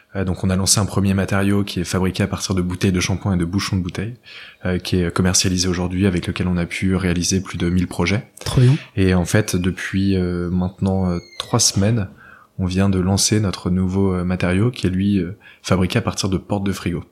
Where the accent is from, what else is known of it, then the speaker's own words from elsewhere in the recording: Argentré-du-Plessis, Brittany, France; je viens d'un village qui s'appelle Argentré-du-Plessis, qui est aux portes de Bretagne